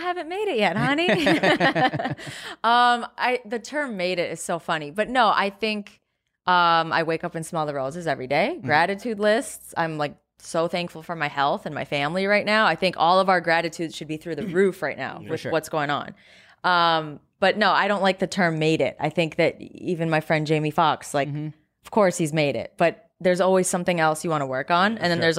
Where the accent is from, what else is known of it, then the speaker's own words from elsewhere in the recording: Eden Prairie, Minnesota, United States; Eden Prairie.